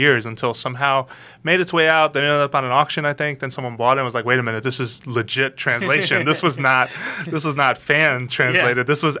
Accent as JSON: {"language": "English", "region": "New York", "country": "United States", "tie": "born or raised there", "said": "I was born and raised in New York."}